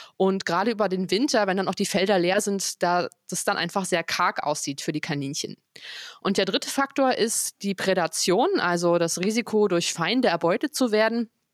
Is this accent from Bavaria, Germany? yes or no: no; near Potsdam, Brandenburg, Germany; moved away as an adult; now in Frankfurt, Germany; Ich bin ja eigentlich aus der Nähe von Potsdam